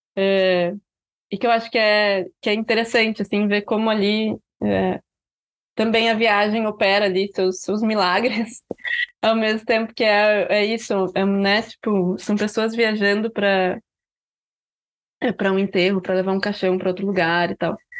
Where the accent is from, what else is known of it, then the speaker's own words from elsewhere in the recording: Rio Grande do Sul, Brazil; a gente escreve como gaúchos, né? Assim, os nossos livros têm essas marcas do, do tu, da falta do plural, das expressões locais